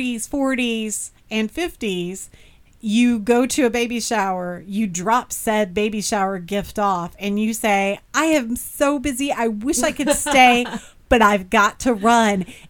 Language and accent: English; Bedford, Indiana, United States; also born or lived in Terre Haute, Indiana; we moved back to my hometown of Bedford, which has fewer than 100 black people